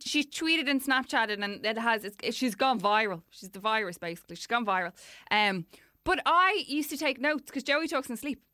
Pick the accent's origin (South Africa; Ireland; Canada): Ireland; Dublin, Leinster; born or raised there